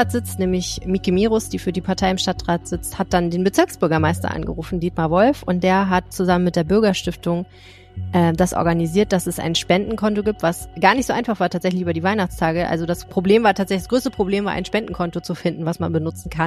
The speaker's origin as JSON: {"language": "German", "town": "Düsseldorf", "region": "North Rhine-Westphalia", "country": "Germany", "said": "Aber ein bisschen kann man ja schon als Düsseldorfer dann einem anderen Düsseldorfer oder einer anderen Düsseldorferin zeigen, äh, dass man an sie denkt."}